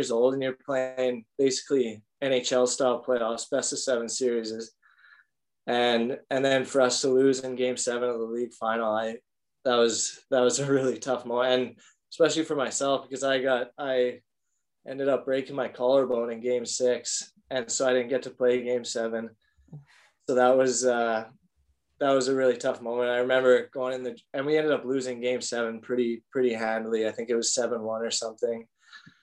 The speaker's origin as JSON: {"language": "English", "town": "Calgary", "region": "Alberta", "country": "Canada", "tie": "born or raised there", "also_born_or_lived": "Fort McMurray, Alberta", "moved": "as an adult", "said": "I grew up in Calgary"}